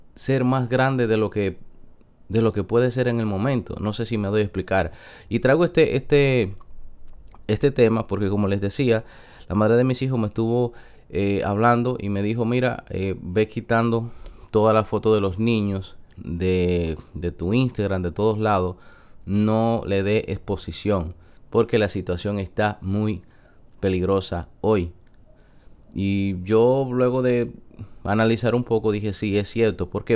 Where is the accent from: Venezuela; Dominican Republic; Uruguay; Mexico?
Dominican Republic; San Francisco de Macorís, Duarte; yo soy una persona que vengo de un campo de San Francisco de Macorís que trabajé